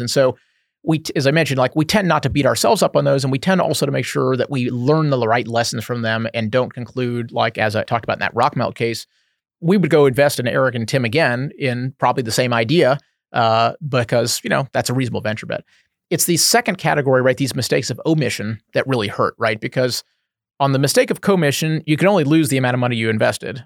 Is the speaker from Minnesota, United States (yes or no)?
no; Houston, Texas, United States; moved away as an adult; now in Bay Area, United States; I grew up in Houston